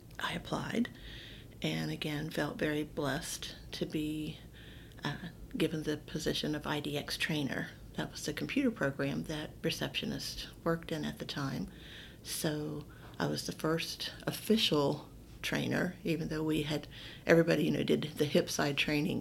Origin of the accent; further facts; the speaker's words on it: West Virginia, United States; also born or lived in Delaware, Ohio; we're from West Virginia, so we moved out of state to Delaware, Ohio